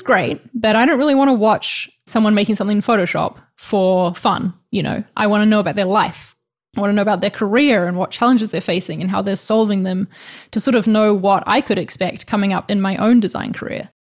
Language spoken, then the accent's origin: English; New Zealand; now in Spain; I'm from New Zealand, in case you're wondering about the accent, but right now I'm living in Spain